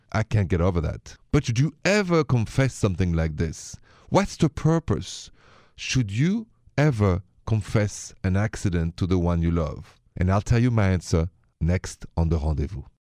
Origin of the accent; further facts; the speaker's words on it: Paris, Île-de-France, France; accent: thick French; English is a second language; moved away as an adult; now in United States; I'm from France. I'm from Paris, but I'm an American, been here for twenty years